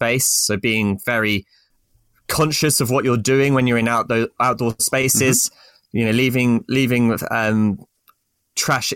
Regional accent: St Albans, East of England, United Kingdom; I'm from sort of just north of London in Hertfordshire, St. Albans

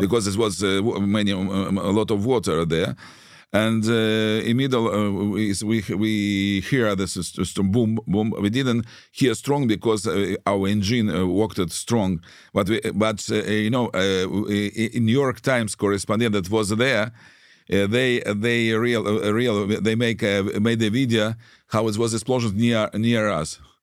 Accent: Saint Petersburg, Russia; English is a second language; moved away as an adult; also born or lived in Israel; now in Kyiv, Ukraine; I was born in Russia. I was born in Leningrad. And at f-, first twenty years I lived there

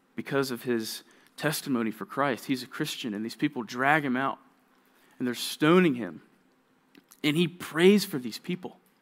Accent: Georgia, United States; moved away; I'm from Georgia.

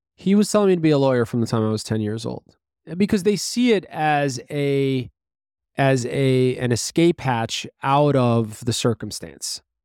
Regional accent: New York City, New York, United States; we grew up in Brooklyn, New York

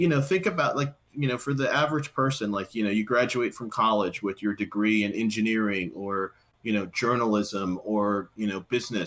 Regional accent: United States; moved away; I'm from Washington originally

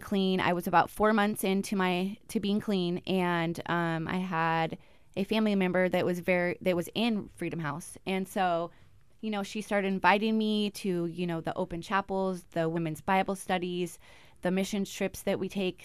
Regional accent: Olympia, Washington, United States; moved away as an adult; now in Alaska, United States; I am from Washington, Olympia, Washington, and I came here in two thousand ten

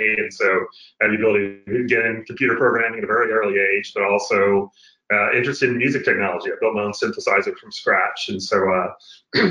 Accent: Tyler, Texas, United States; I come from a very small town in East Texas, kind of in between Dallas and Shreveport, Louisiana. So a little town called Tyler, Texas

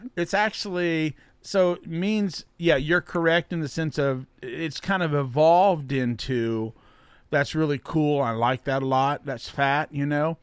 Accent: Alexandria, Virginia, United States; Kevin, who he and I grew up together out in Alexandria

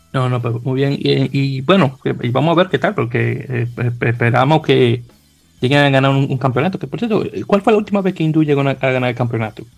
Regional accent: Santo Domingo, Dominican Republic; moved away as an adult; now in New York, United States; oriundo de Santo Domingo, República Dominicana

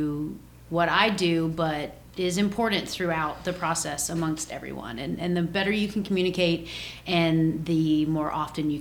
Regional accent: Atlanta, Georgia, United States; Atlanta, my hometown

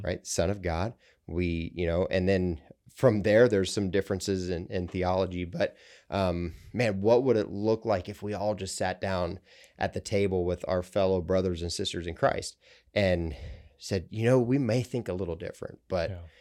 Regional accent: central Ohio, United States; moved away; I grew up in central Ohio

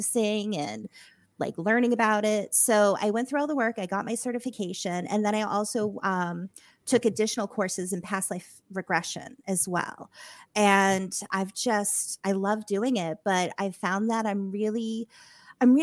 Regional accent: Massachusetts, United States; moved away; I'm originally from Mass.

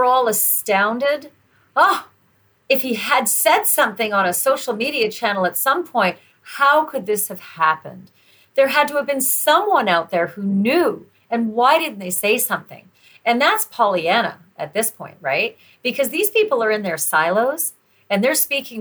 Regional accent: Canada; I'm Canadian

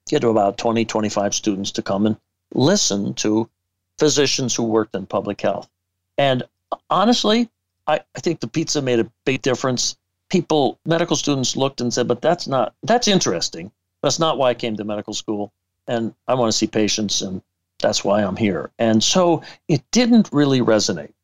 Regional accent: Madison, Wisconsin, United States; I came back to my hometown of Madison, Wisconsin

